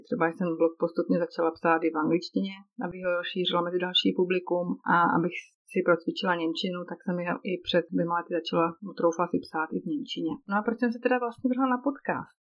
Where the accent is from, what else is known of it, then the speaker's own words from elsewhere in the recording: Moravia, Czechia; moved away as an adult; now in Switzerland; Pocházím z Moravy, a v listopadu 2014 se život naší tehdy ještě čtyřčlenné rodiny obrátil na ruby tím, že jsme v relativně krátké době zbalili celou domácnost a přestěhovali jsme se do Švýcarska.